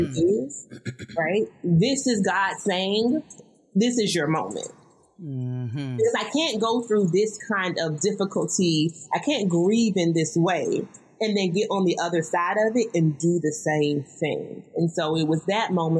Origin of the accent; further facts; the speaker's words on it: the South, United States; I'm from the South, y'all. You may hear it in my voice.